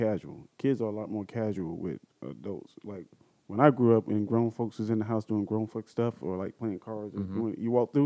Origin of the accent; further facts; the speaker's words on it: Georgia, United States; also born or lived in the South; now in California, United States; I'm from Georgia